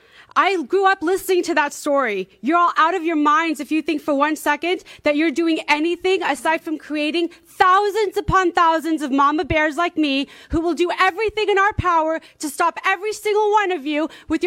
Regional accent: the Valley, California, United States; moved away as an adult; also born or lived in Burbank; now in Orange County, United States; I moved to Orange County 2 months ago from Burbank. I was born and raised in the Valley.

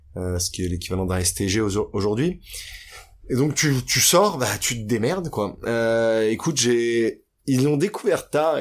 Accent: Paris, Île-de-France, France; j'ai grandi à Paris. Je suis né à Paris, mhm. dans les beaux quartiers, dans le 16e arrondissement jusqu'à mes 12 ans

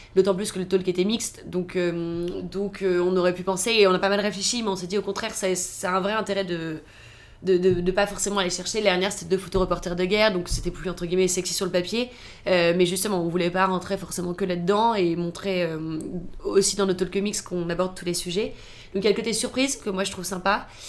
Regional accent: Toulouse, Occitania, France; moved away; also born or lived in Paris / United States; je viens de Toulouse

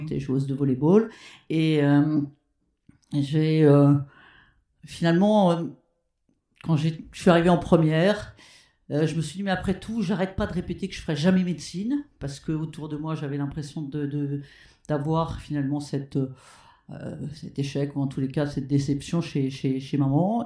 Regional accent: Rouen, Normandy, France; also born or lived in Petit-Quevilly; je suis né à Petit Quevilly, mais ma famille habitait Rouen

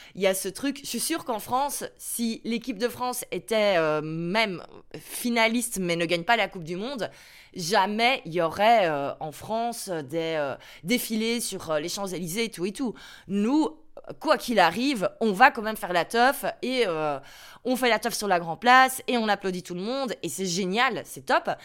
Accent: Brussels, Brussels-Capital Region, Belgium; first language French; je suis bien belge, j'habite à Bruxelles, je suis un pur produit de Belgique. Mon papa est, euh, flamand, sa langue maternelle, c'est donc le néerlandais. Euh, ma maman, elle est, euh, wallonne, sa langue maternelle, c'est donc le français. Et moi, je suis née à Bruxelles

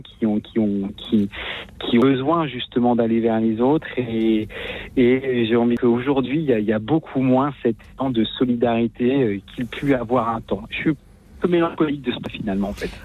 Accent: Lorient, Brittany, France; je suis de, de Lorient et je suis aujourd'hui éducateur

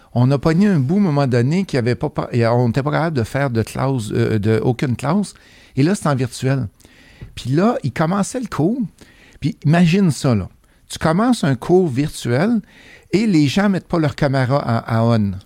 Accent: Saint-Prosper, Quebec, Canada; accent: beauceronne; moved away as an adult; also born or lived in Sherbrooke / Mississauga, Ontario; je suis originaire de la Beauce, fait que s'il y a des mots des fois que, que ça ne sonne pas montréalais, ça c'est mon origine beauceronne

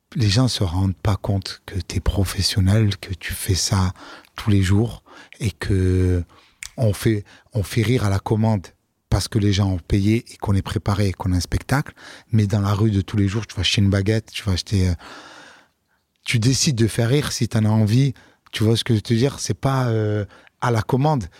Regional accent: Marseille, Provence-Alpes-Côte d'Azur, France; also born or lived in London; Chez moi à Marseille

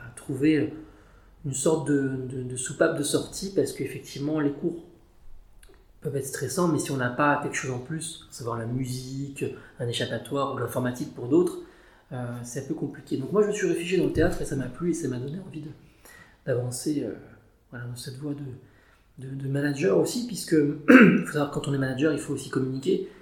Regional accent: Paris, Île-de-France, France; je suis un Parisien de souche. J'ai plutôt grandi dans l'Est l'Est parisien, dans le 19e arrondissement plus précisément.

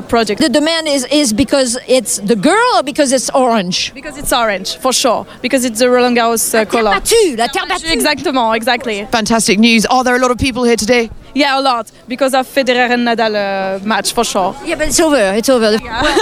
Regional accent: Russia; I'm from Russia.

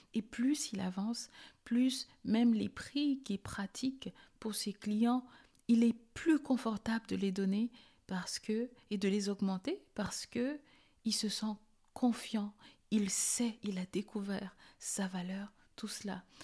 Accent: Cameroon; Je suis née au Cameroun et pour ceux qui ne savent pas où est ce beau petit pays, c'est en Afrique centrale

